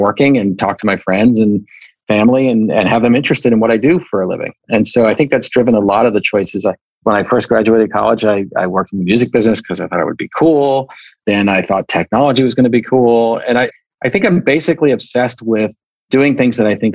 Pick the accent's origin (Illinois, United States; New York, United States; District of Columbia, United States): New York, United States; now in California, United States; I was growing up in New York, I lived in a suburban town